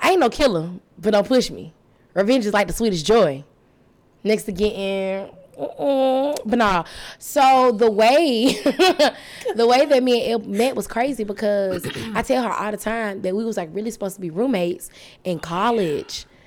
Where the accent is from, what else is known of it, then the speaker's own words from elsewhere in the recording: Tuscaloosa, Alabama, United States; I'm from Tuscaloosa, Alabama